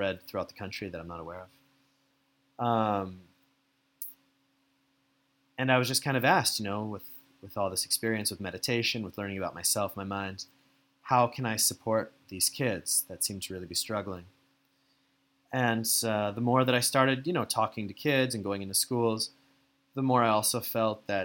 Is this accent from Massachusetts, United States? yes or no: yes; Andover, Massachusetts, United States; moved away as an adult; also born or lived in Germany; I'm from Andover, Massachusetts originally